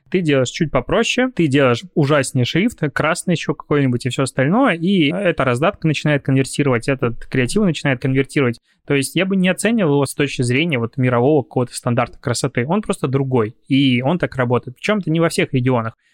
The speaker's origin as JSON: {"language": "Russian", "country": "Belarus", "said": "потому что я привыкший из Беларуси приехал мальчик с карточкой без наличных денег и думал, что везде смогу что-то оплатить"}